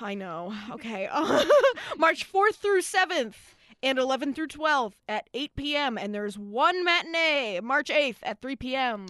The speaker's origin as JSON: {"language": "English", "region": "New Jersey", "country": "United States", "said": "We are from Jersey."}